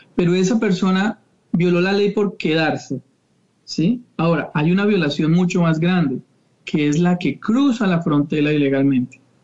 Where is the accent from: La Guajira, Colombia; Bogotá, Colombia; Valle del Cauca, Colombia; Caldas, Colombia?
Bogotá, Colombia; moved away as an adult; now in Sarasota, United States; yo soy colombiano en Bogotá